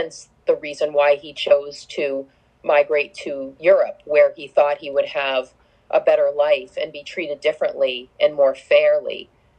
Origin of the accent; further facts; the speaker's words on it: United States; We're free as Americans.